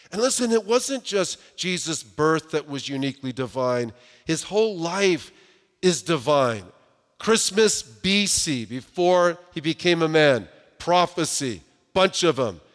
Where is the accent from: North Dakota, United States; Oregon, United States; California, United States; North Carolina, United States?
California, United States; Southern; I grew up in Southern California